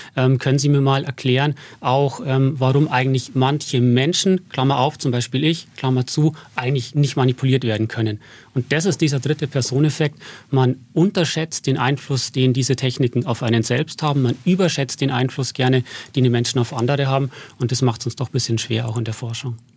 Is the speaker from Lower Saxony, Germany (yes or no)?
no; Berchtesgaden, Bavaria, Germany; moved away as an adult; also born or lived in Passau / Stirling; now in Regensburg, Germany; in Berchtesgaden bin ich aufgewachsen